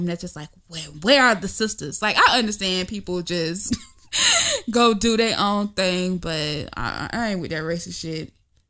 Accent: the South, United States; I'm from the South

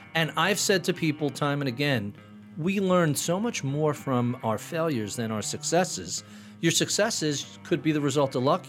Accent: Plainview, New York, United States; now in Locust Valley, United States; Grew up in Plainview, Long Island

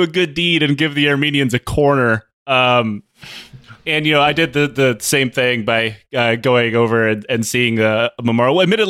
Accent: Detroit, Michigan, United States; I grew up in Detroit, so there's no like Armenian Genocide Museum, and the Holocaust museums always kind of have like a nook dedicated to us.

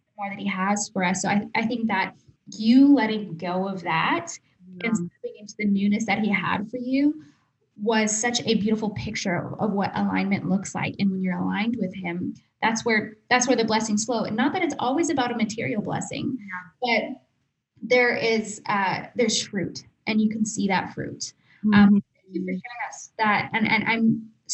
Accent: Texas, United States; moved away as an adult; also born or lived in Atlanta; we moved back to Texas. We're originally from Texas. We lived in Atlanta for a little bit

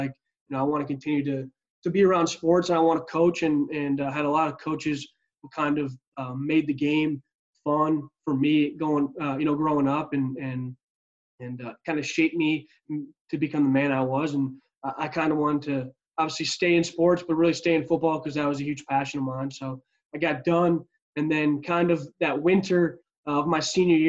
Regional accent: near Madison, Wisconsin, United States; I'm originally from Wisconsin, so right by Madison, Wisconsin, our capital, just about 15 minutes south of there, and grew up playing football

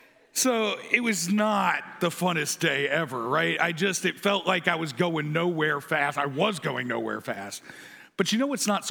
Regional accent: Erie, Pennsylvania, United States; moved away; also born or lived in Hagerstown, Maryland; growing up in Erie, Pennsylvania

